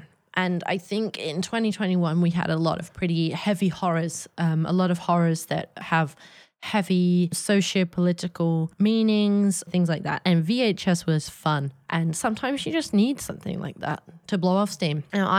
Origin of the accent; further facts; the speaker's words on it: England, United Kingdom; born there; I was born in England in the early 90s